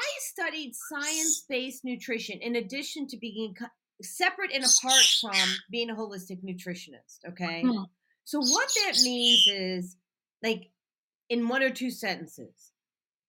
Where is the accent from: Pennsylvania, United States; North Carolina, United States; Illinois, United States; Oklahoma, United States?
Illinois, United States; Barrington; I grew up in Barrington, Illinois, partly anyways